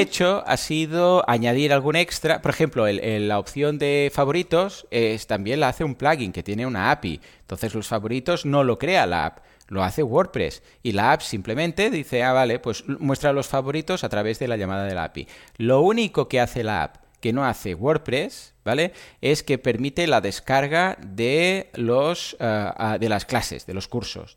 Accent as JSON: {"language": "Spanish", "region": "Catalonia", "country": "Spain", "said": "soy catalán"}